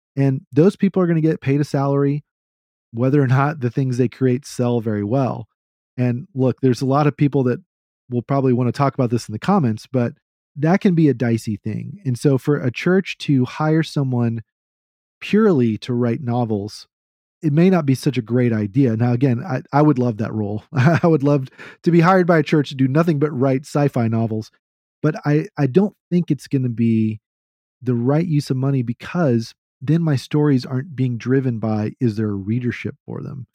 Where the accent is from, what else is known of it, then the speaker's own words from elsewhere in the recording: Texas, United States; As a Southerner, even though I'm a Texan